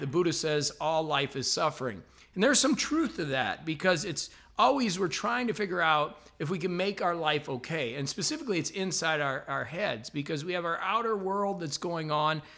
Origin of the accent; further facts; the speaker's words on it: La Porte, Indiana, United States; moved away; I'm actually up here in my hometown of LaPorte, Indiana, which is a really small town